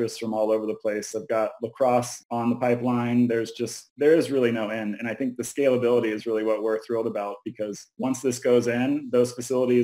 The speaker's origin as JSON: {"language": "English", "town": "Tallahassee", "region": "Florida", "country": "United States", "moved": "yes", "lives_now": "Los Angeles, United States", "said": "I'm from Florida originally."}